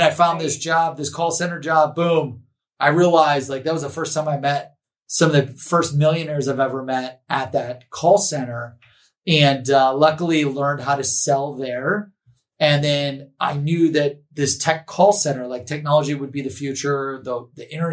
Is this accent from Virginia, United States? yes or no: no; Cleveland, Ohio, United States; I'm from Cleveland, Ohio